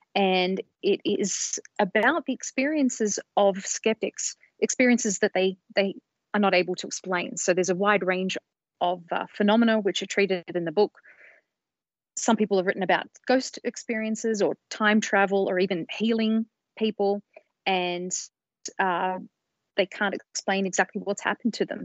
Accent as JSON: {"language": "English", "town": "Sydney", "region": "New South Wales", "country": "Australia", "tie": "born or raised there", "moved": "as an adult", "lives_now": "United States", "said": "I come from Australia originally. I've been in the States for a couple of decades now, but where I grew up was in Sydney"}